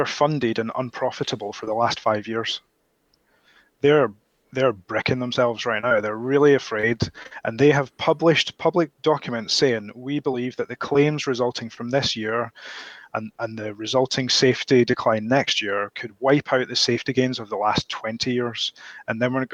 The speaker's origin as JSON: {"language": "English", "region": "Scotland", "country": "United Kingdom", "said": "I'm Scottish all the way back to the flipping Mesolithic era"}